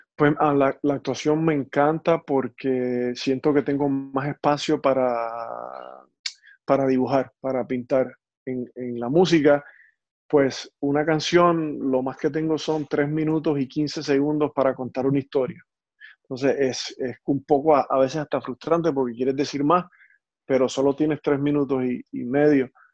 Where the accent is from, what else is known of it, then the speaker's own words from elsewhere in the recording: Puerto Rico; now in United States; Yo soy puertorriqueño, soy latino